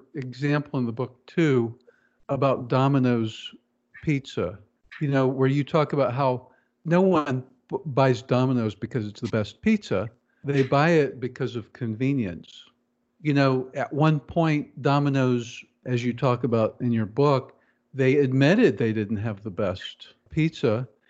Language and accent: English; Kansas City, United States; growing up in Kansas City